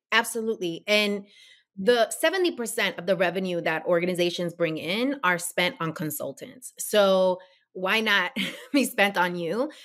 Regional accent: New York, United States; now in New Jersey, United States; growing up in New York

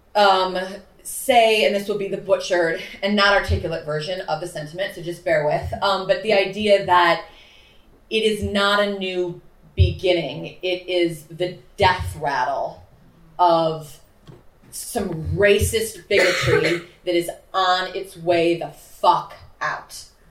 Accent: Chicago, Illinois, United States; moved away as an adult; also born or lived in New York; I'm uh, born and raised in Chicago, but lived in New York for 16 years

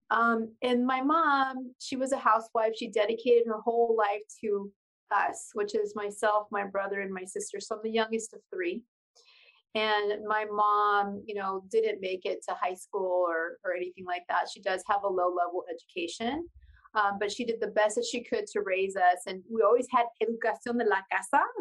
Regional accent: Pasadena, California, United States; first language Spanish; English is a second language; also born or lived in El Sereno, Los Angeles; So, I was actually born in Pasadena, California.

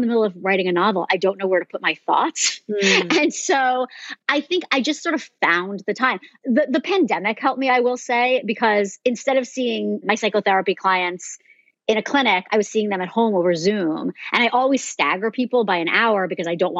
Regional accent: New Jersey, United States; now in California, United States; I grew up in New Jersey

